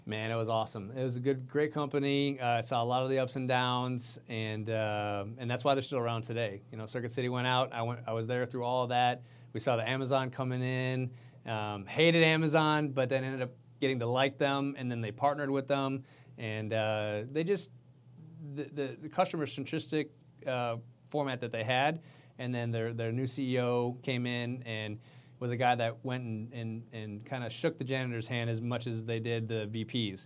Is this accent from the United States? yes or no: yes; Minnesota, United States; now in Houston, United States; I come from Minnesota